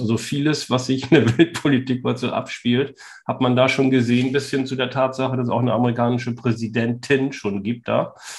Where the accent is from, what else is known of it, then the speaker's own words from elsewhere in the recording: Northern Germany, Germany; als Norddeutscher